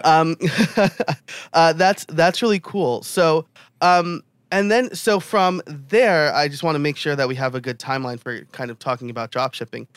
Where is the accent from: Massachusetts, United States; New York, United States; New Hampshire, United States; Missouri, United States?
New York, United States; being a New Yorker myself.